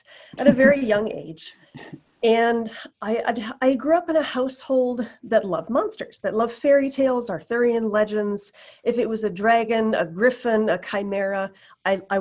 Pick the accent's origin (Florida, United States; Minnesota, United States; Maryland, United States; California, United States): Minnesota, United States; Moorhead; also born or lived in North Dakota; I grew up in Moorhead, Minnesota